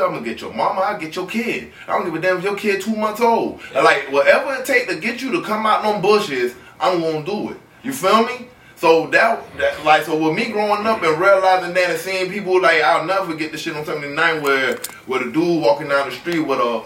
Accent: Miami, Florida, United States; me growing up in Miami

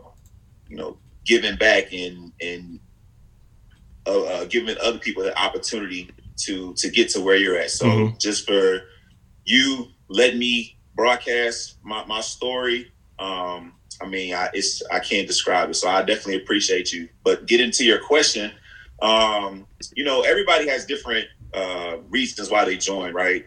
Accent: Houston, Texas, United States; I grew up and I'm very proud of the neighborhood and block where I was from

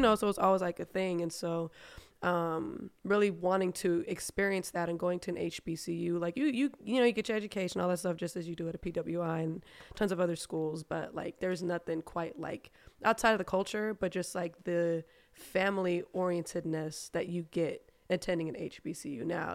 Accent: Germany; first language German; English is a second language; also born or lived in United States; now in Atlanta, United States; German's actually my first language

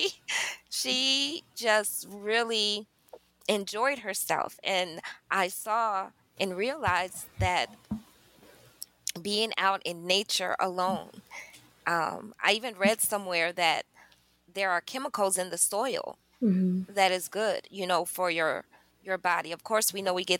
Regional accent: Chicago, Illinois, United States; also born or lived in Nauvoo, Illinois; I'm from Chicago as well. The hustle and bustle of the big city, the trains and everything

